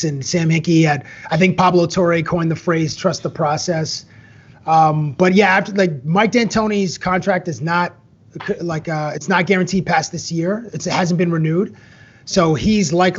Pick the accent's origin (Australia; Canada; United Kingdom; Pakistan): Canada; Toronto, Ontario; moved away as an adult; now in Las Vegas, United States; the Toronto Raptors, obviously, because it's my hometown.